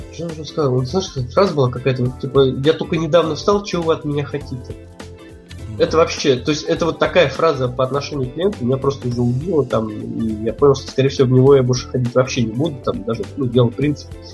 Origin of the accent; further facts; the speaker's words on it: Russia; я вроде как из России